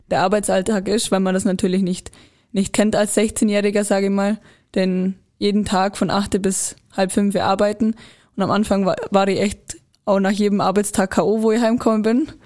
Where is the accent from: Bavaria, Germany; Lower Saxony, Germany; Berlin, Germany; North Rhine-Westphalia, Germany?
Bavaria, Germany; Immenstadt; bin aus Immenstadt und bin 19 Jahre alt